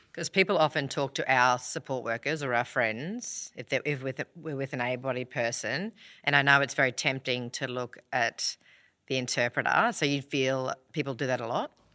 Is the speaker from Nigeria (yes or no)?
no; Australia; accent: Ocker; I'm so Australian.